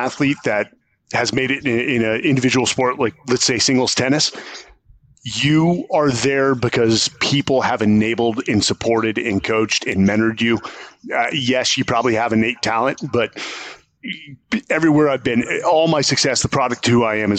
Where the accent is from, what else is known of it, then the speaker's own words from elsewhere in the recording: San Francisco, California, United States; I come from San Francisco, which is, it was a great place, 80s, 90s.